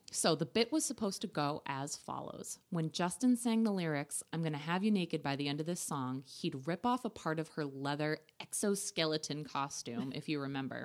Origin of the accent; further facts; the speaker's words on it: Ireland; I'm Irish